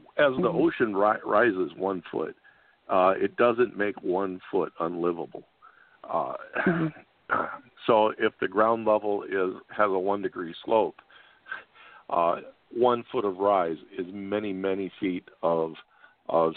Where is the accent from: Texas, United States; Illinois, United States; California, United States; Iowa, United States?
Iowa, United States; I'm from Iowa